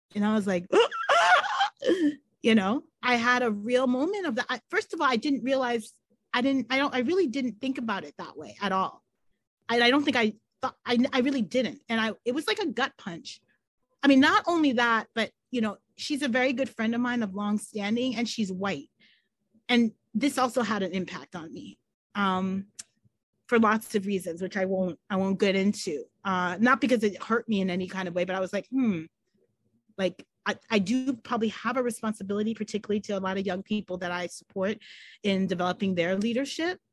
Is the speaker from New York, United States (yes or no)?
yes; New York, United States; born or raised there